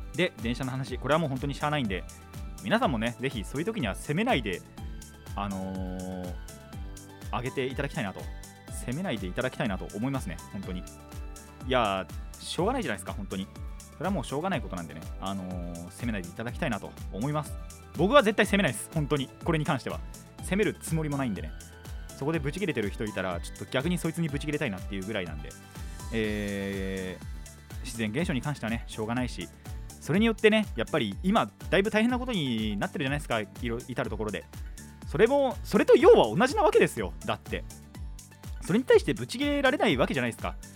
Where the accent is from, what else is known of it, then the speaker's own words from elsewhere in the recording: Kanagawa, Japan; 実家っていうか、地元に帰ってきた